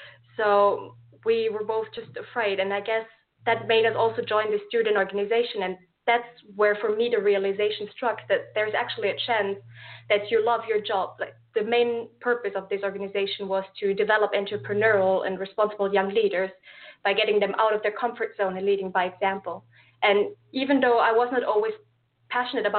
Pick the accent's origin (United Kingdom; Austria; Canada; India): Austria; English is a second language; moved away as an adult; now in Lisbon, Portugal; as you might be able to tell from my accent, I'm not from Portugal myself. I'm from Austria